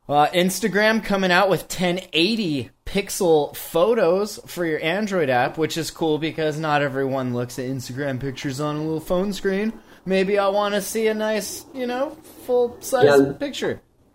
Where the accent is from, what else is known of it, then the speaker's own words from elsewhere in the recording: United States; I'm American